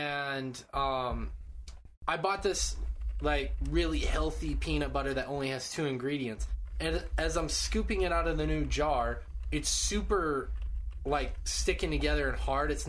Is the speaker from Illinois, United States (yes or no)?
no; Montana, United States; moved away; I'm from Montana.